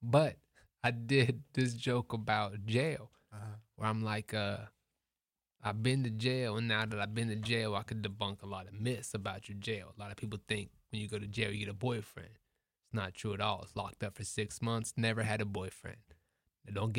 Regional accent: Columbus, Ohio, United States; I'm from Columbus. I actually went to the Ohio State.

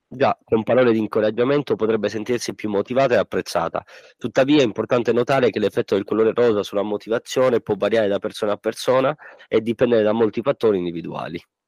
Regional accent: Montalbano Elicona, Sicily, Italy; io e Giuseppe siamo di Montalbano e Licona, ridente paesino situato a cavallo fra i monti Peloritani e i monti Nebrodi, situato a 907 metri sul livello del mare in provincia di Messina

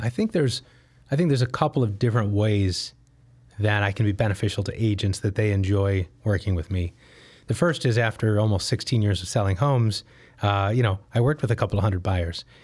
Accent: Detroit, Michigan, United States; moved away as an adult; now in Chicago, United States; I grew up in the Detroit area

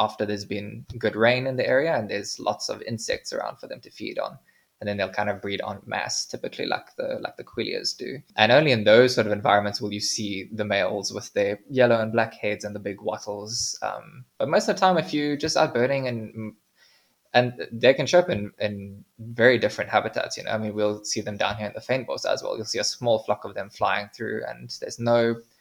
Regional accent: South Africa; we as South African birders

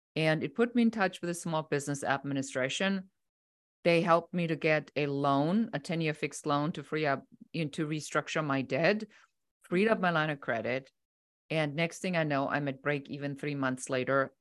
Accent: Germany; moved away as an adult; now in United States; I'm originally from Germany

